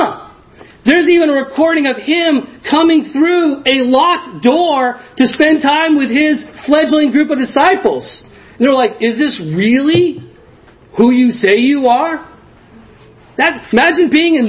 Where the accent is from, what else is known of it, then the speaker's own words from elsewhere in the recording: New Hampshire, United States; now in Ashland, United States; I grew up in New Hampshire